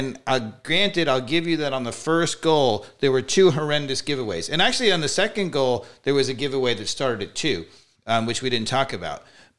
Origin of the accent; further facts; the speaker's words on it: New York, United States; See, you yes, can tell ma'am. I'm from New York.